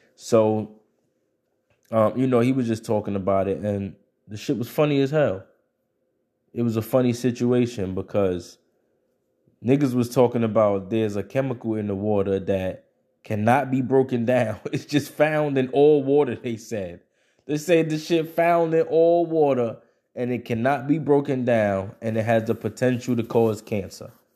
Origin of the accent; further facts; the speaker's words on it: United States; as an American and as a person who grows up in, in, in a, in a modern state of things